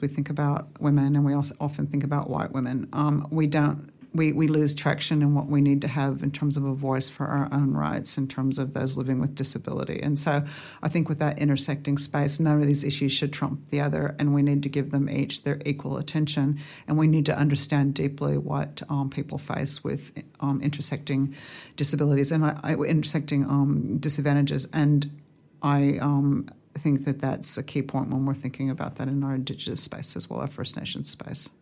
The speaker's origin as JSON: {"language": "English", "town": "Fairbanks", "region": "Alaska", "country": "United States", "tie": "born or raised there", "moved": "yes", "lives_now": "Australia", "said": "I grew up in Fairbanks, Alaska"}